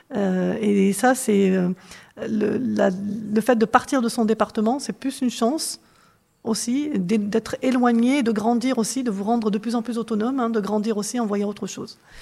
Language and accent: French; Corrèze, Nouvelle-Aquitaine, France; moved away; quand j'ai grandi en Corrèze